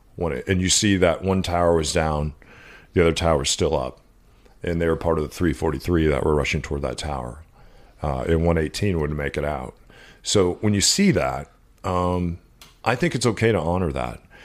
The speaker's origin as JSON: {"language": "English", "region": "Southwest", "country": "United States", "tie": "born or raised there", "said": "We grew up around the Navajo Nation."}